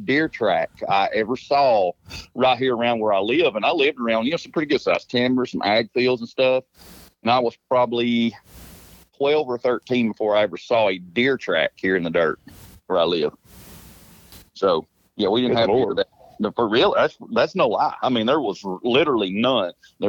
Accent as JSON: {"language": "English", "town": "Dayton", "region": "Tennessee", "country": "United States", "said": "Dayton, Tennessee. It's like between Knoxville and Chattanooga. It's just a pretty small little old town right here on the Tennessee River."}